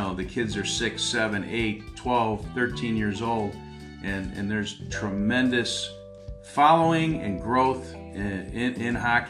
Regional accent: Chicago, Illinois, United States; moved away; I grew up in Chicago and got introduced to hockey through my dad

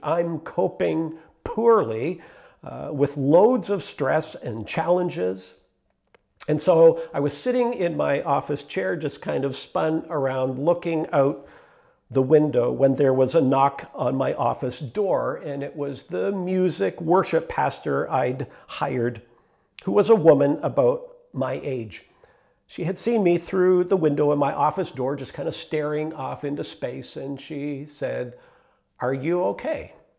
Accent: Meaford, Ontario, Canada; also born or lived in Mount Forest; I was born in Meaford and, uh, raised there

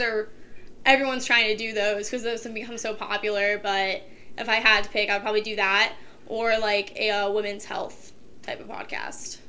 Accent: Kent, Ohio, United States; also born or lived in Streetsboro, Ohio; I lived in a town called Streetsboro, which was like one town over from Kent, but I went to Kent City schools and everything, did most of everything I did in Kent

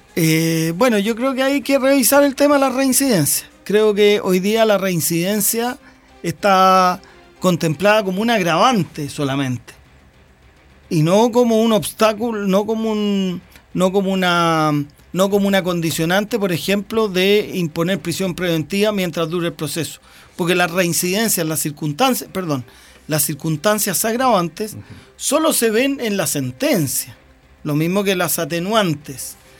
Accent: Longaví, Maule, Chile; soy de Longaví

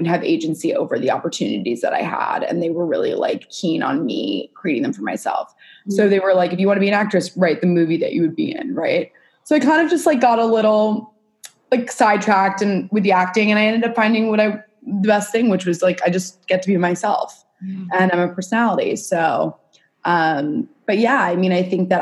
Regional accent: New York City, New York, United States; I grew up in New York City, born and raised

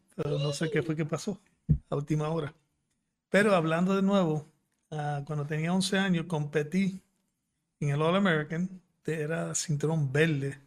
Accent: Puerto Rico; born or raised there; also born or lived in Fukuoka, Japan

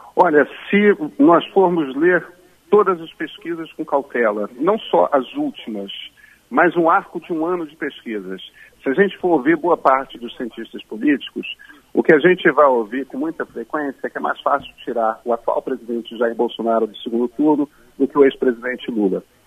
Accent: Rio de Janeiro, Brazil; eu sou carioca

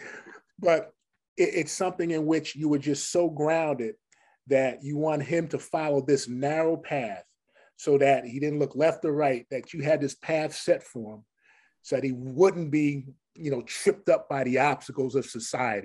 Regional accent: Paterson, New Jersey, United States; growing up in City of Patterson

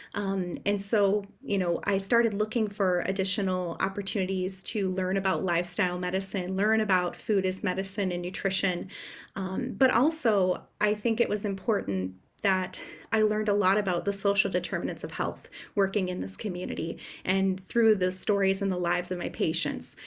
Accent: Upper Michigan, United States; I'm originally from Upper Michigan

